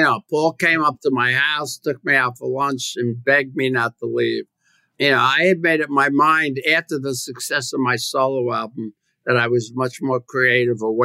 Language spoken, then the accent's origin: English; New York City, New York, United States; I was from the Bronx